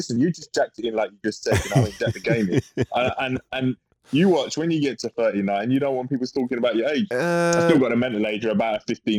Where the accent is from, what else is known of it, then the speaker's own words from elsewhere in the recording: London, United Kingdom; also born or lived in Barking; I grew up in a place called Manor Park, which is in between Ilford and East Ham.